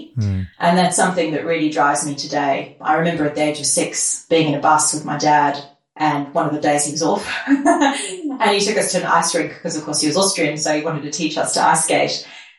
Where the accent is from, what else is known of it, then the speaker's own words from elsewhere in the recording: South Africa; I grew up in my dad's restaurant, and my dad came to South Africa as an immigrant and set up his own restaurant.